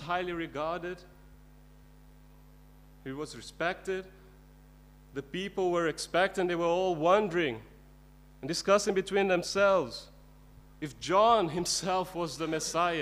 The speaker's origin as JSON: {"language": "English", "country": "India", "tie": "born or raised there", "said": "I was brought up in India, and in the Indian culture"}